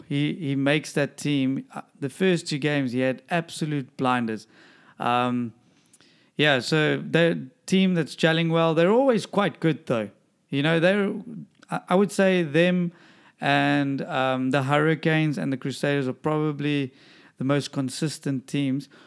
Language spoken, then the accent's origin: English; Durban, KwaZulu-Natal, South Africa; moved away; my hometown Dubs